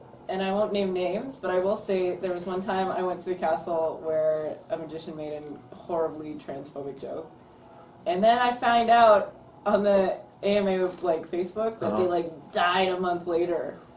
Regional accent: Canada; I'm from Canada

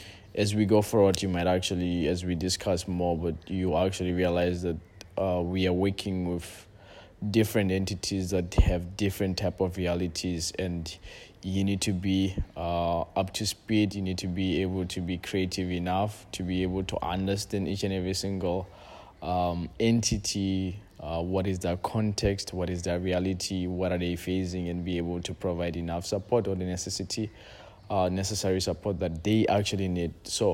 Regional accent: Lesotho; also born or lived in Algeria; now in Tanzania; But yes, I'm originally from Lesotho, and the funny part of it is, like, since I came to Tanzania, like, every single time everyone asks me, like, where are you from?

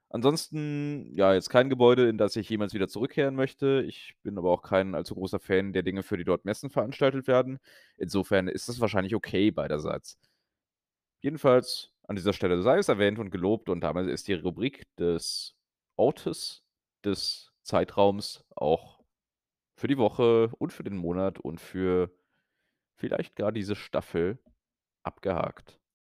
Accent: Brühl, North Rhine-Westphalia, Germany; moved away; also born or lived in Berlin; Köln bzw. Brühl an dem Tag. Bin dann also bei meinen Eltern und in meiner Heimat

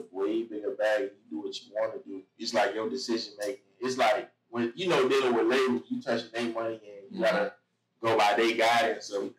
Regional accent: Miami area, Florida, United States; born or raised there; also born or lived in Boston, Massachusetts

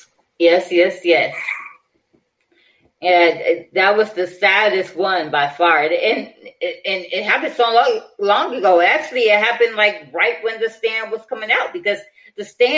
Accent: Detroit, Michigan, United States; my hometown of Detroit, Michigan

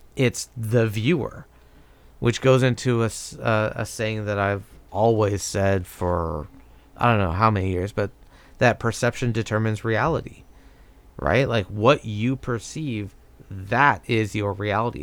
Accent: United States; growing up in America

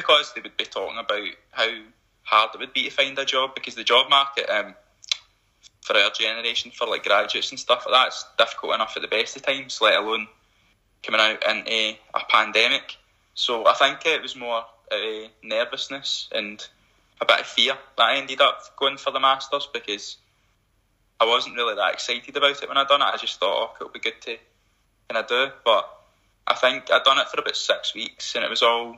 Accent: Motherwell, Scotland, United Kingdom; I'm originally from Motherwell anyway

